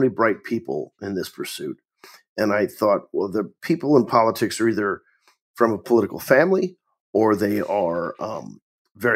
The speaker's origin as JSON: {"language": "English", "town": "Tipton", "region": "Missouri", "country": "United States", "tie": "born or raised there", "moved": "as an adult", "said": "I'm from Tipton."}